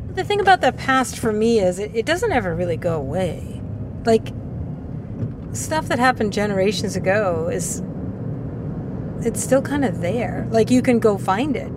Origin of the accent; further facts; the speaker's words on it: West Boylston, Massachusetts, United States; When I grew up in West Boylston